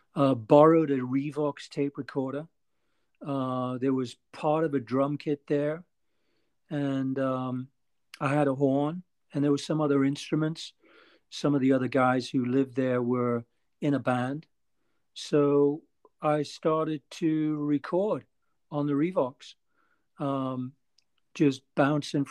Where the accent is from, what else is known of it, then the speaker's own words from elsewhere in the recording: Newcastle upon Tyne, North East England, United Kingdom; moved away; also born or lived in London / New York City; I'm from Newcastle